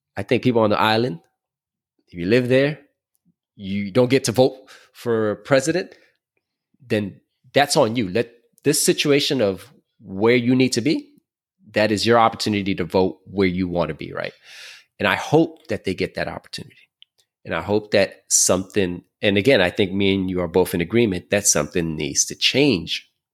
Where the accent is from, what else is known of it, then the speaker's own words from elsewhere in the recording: New York City, New York, United States; I grew up in Brooklyn